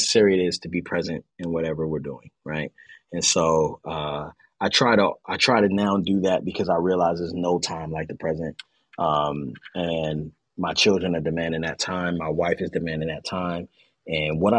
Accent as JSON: {"language": "English", "town": "Baltimore", "region": "Maryland", "country": "United States", "tie": "born or raised there", "moved": "as an adult", "said": "I'm Baltimore, born and raised"}